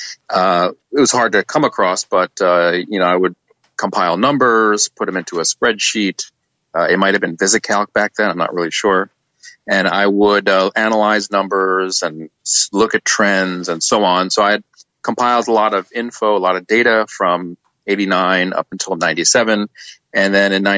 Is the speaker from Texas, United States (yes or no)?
no; New York, United States; being a New Yorker.